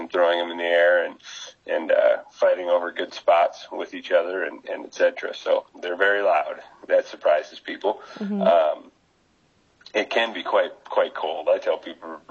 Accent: South Dakota, United States; also born or lived in New Mexico; now in Nebraska, United States; I'm from South Dakota, but the previous 5 years I was in New Mexico, and I've been here on my fifth year here.

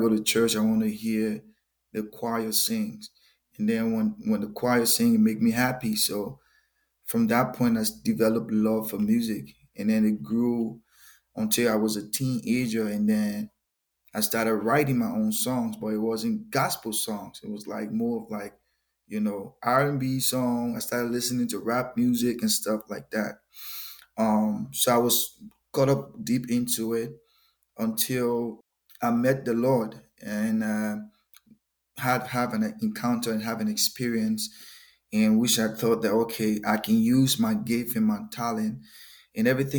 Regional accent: Liberia; moved away as an adult; also born or lived in North Dakota; now in Fargo, United States; I'm originally from West Africa, Liberia. Moved to North Dakota 2015

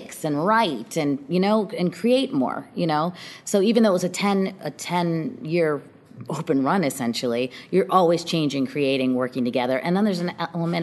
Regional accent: Chicago, Illinois, United States; I grew up on the South Side

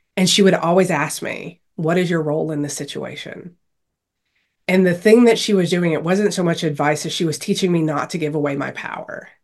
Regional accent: Louisiana, United States; growing up in Louisiana

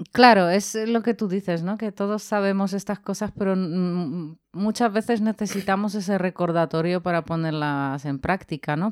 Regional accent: Poland; now in Spain; yo que soy de Polonia

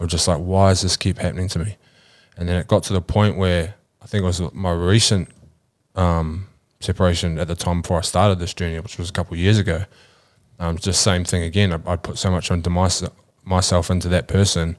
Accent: New Zealand; moved away; I grew up back in New Zealand

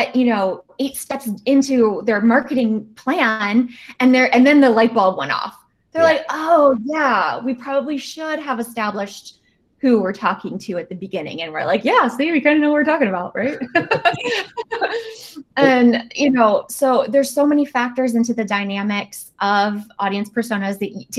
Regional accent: Virginia, United States; my home state of Virginia

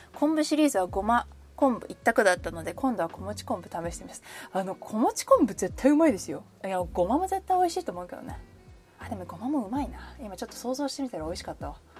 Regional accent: Kanagawa, Japan; also born or lived in Nagano; now in Hawaii, United States; 神奈川出身です

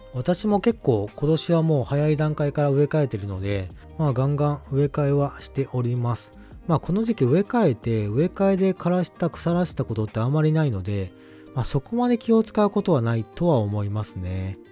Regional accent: Kansai, Japan; moved away; やっぱ地元が関西なんで

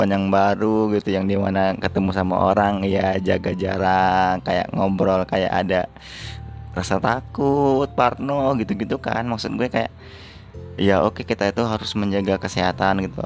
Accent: Palembang, South Sumatra, Indonesia; moved away; Jadi gue tuh emang setiap tahun pasti gue balik ke kota gue di Palembang gitu kan

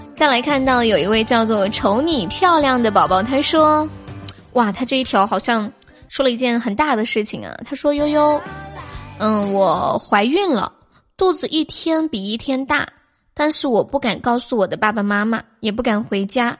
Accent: Sichuan, China; 我是四川的

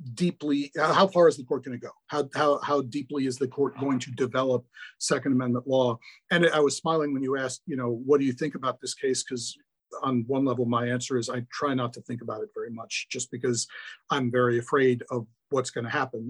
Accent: Milwaukee, Wisconsin, United States; now in St. Louis, United States; I grew up in Milwaukee.

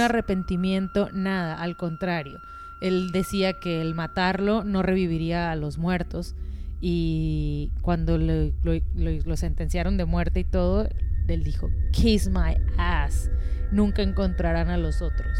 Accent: Mexico; de México

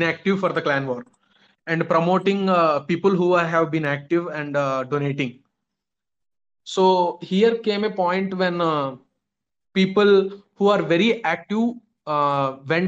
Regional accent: India; I'm actually from India

